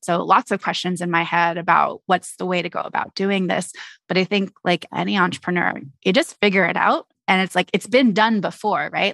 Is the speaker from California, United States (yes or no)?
yes; Alameda, California, United States; I'm originally from the Bay Area, so I grew up in a little town called Alameda